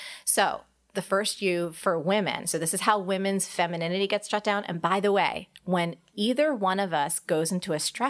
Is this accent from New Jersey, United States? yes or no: yes; New Jersey, United States; I'm a girl from New Jersey